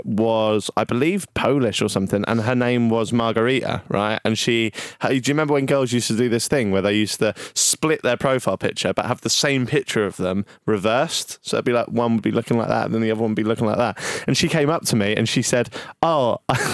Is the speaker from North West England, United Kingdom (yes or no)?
no; Norwich, East of England, United Kingdom; I'm from Norwich.